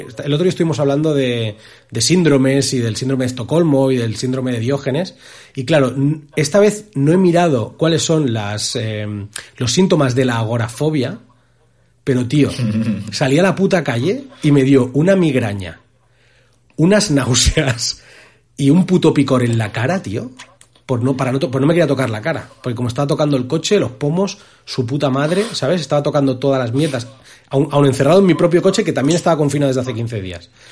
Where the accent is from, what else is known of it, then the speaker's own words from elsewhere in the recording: Spain; llegamos los españoles